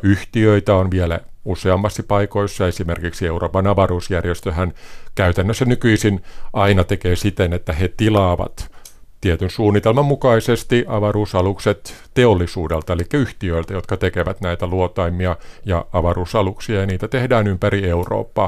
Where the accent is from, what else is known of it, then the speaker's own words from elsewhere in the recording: Valkeakoski, Pirkanmaa, Finland; moved away as an adult; also born or lived in Tampere; now in France; olen kotoisin Valkeakoskelta